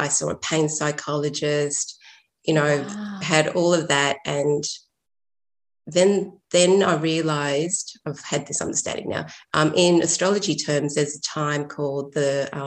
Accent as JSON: {"language": "English", "town": "Sydney", "region": "New South Wales", "country": "Australia", "tie": "born or raised there", "also_born_or_lived": "Chile", "said": "I was born in Chile, and my family left because of the political problems and went to Australia, Sydney. So I grew up in a very isolated community"}